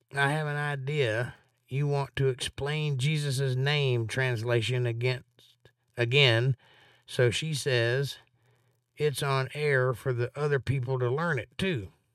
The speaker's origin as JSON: {"language": "English", "region": "Georgia", "country": "United States", "said": "I'm from Georgia"}